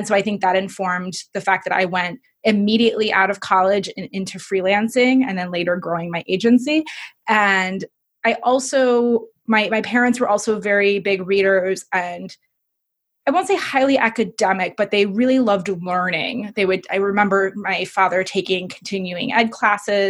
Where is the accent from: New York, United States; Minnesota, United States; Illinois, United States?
Illinois, United States; Evanston; I was born and raised in Chicago. I'm a proud Chicagoan. If you want to get technical, I was raised in Evanston